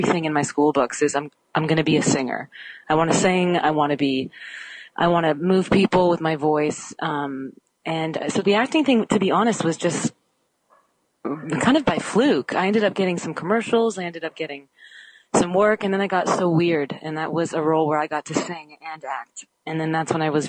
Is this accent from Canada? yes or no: yes; Canada; I'm Canadian.